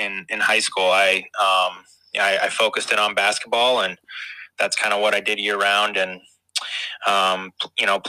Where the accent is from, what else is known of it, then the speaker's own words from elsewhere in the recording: Minnesota, United States; so I was born and raised in Minnesota. That's where I grew up.